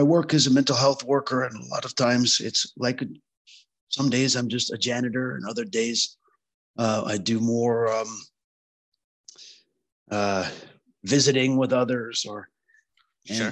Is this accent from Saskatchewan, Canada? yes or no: yes; Saskatchewan, Canada; I grew up in Saskatchewan, which is on the Canadian prairies